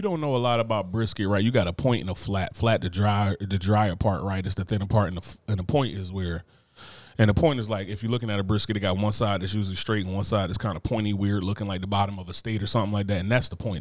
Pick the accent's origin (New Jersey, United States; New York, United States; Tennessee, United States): New Jersey, United States; moved away